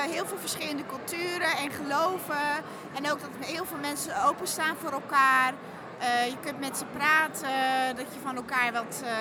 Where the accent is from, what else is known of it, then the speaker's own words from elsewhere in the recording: Netherlands; ik kom dan zelf uit Nederland